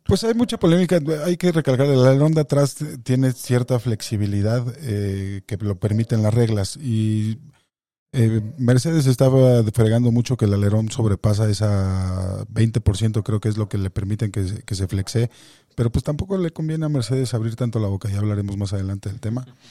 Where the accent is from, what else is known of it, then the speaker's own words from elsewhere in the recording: Mexico; como mexicano